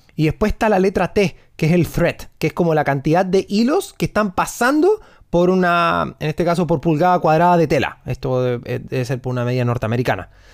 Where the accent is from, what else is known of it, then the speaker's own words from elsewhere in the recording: Punta Arenas, Magallanes and Chilean Antarctica, Chile; yo soy de, como te digo, soy de Punta Arena